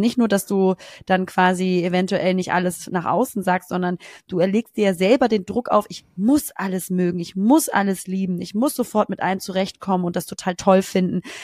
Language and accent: German; Germany; als Deutsche